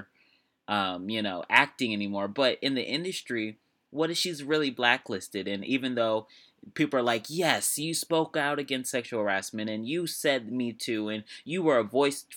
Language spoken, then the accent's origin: English; United States